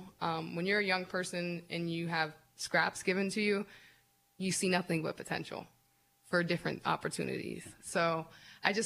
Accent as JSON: {"language": "English", "town": "Erie", "region": "Pennsylvania", "country": "United States", "tie": "born or raised there", "said": "And I grew up on the Lower East Side. I live on the Lower East Side, so it's like I'm the first Lower East Side City Council person"}